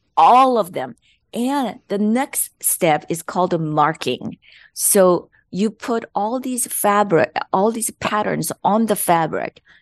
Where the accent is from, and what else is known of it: South Korea; born or raised there; English is a second language; moved away as an adult; also born or lived in Los Angeles, United States; now in United States